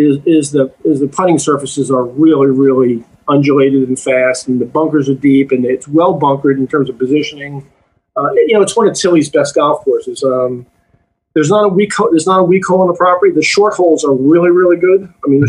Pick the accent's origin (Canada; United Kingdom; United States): United States; Long Island, New York; moved away; So I've been back to Long Island a couple of times. That was home. That's where I grew up on the East End.